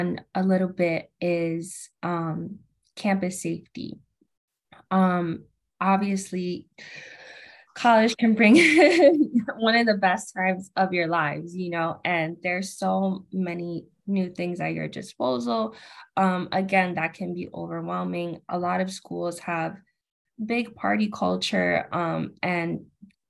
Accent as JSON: {"language": "English", "region": "New York", "country": "United States", "said": "I'm from New York"}